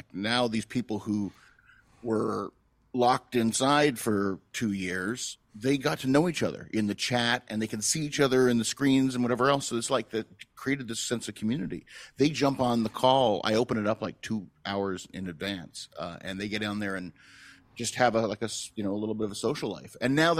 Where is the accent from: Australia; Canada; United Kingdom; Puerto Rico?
Canada; moved away; Part of me is like, well, I'm a Canadian guy.